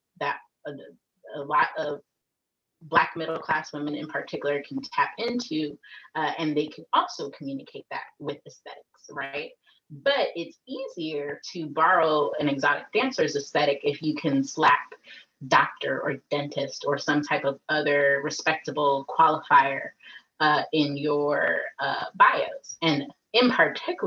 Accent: Atlanta, Georgia, United States; I was raised in Atlanta

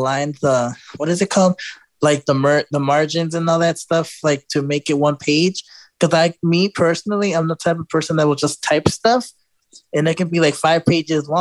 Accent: Chicago, Illinois, United States; moved away as an adult; now in Houston, United States; I'm from Chicago originally

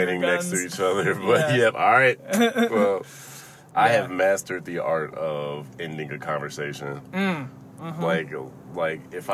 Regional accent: South Holland, Illinois, United States; moved away; I grew up in South Holly.

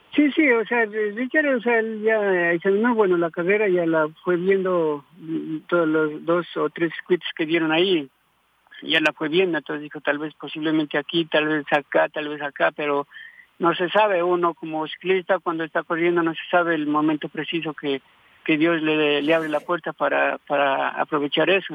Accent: Tulcán, Carchi, Ecuador; de mi tierra en Tulcán

